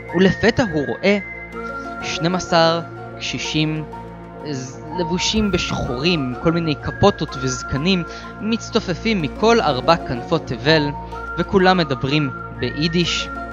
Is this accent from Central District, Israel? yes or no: no; Beersheba, Southern District, Israel; אני מבאר שבע